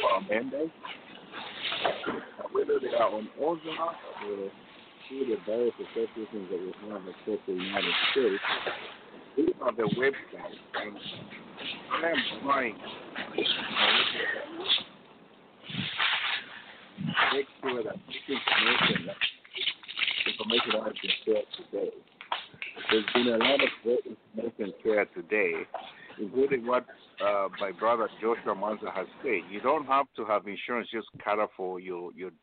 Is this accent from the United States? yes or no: no; Zambia; moved away; we're from Zambia